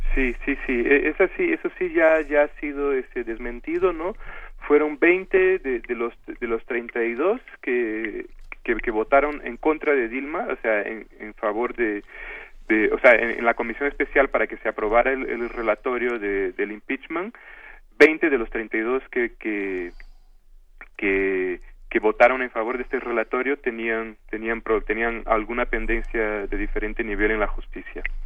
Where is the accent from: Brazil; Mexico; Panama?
Brazil